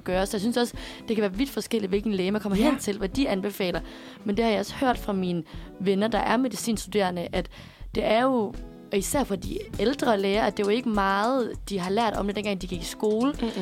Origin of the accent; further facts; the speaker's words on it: Aarhus, Central Denmark Region, Denmark; now in Copenhagen, Denmark; min læge hjemme i Aarhus